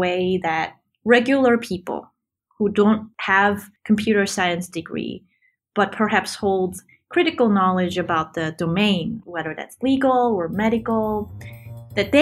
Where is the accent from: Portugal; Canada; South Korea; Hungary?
South Korea; moved away as an adult; also born or lived in Cambridge, Massachusetts, United States; now in San Francisco Bay Area, United States; I grew up in Korea, where computer science wasn't really a thing when I grew up there